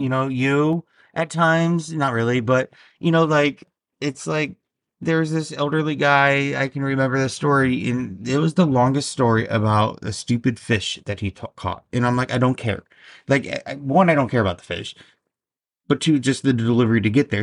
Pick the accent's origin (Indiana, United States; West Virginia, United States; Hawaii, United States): Indiana, United States; also born or lived in Alabama; now in New Jersey, United States; I was born and raised in Indiana, then I lived in Alabama, and now I'm in Jersey for six years.